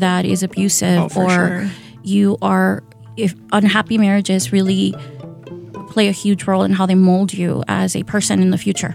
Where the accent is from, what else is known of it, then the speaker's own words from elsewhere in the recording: San Diego, California, United States; also born or lived in Tijuana, Mexico; now in Milwaukee, United States; I was born in Baja. So I was born in Tijuana, Mexico. And that is a city, a border city. So I grew up in San Diego